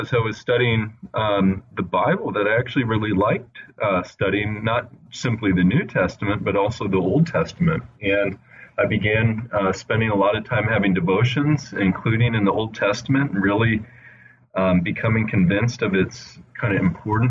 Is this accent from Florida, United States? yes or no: no; Indianapolis, Indiana, United States; also born or lived in California / Italy; now in Wheaton, United States; I grew up mostly in the Midwest in Indiana, but I was born in California and spent a little bit of time in Italy with my family. And then we ended up settling for the most part in the Indianapolis area.